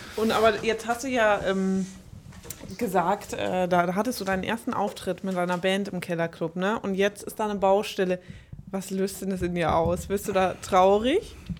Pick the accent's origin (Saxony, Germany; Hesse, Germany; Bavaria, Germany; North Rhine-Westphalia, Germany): Bavaria, Germany; area around Munich; now in Berlin, Germany; ich komme ursprünglich aus der Gegend um München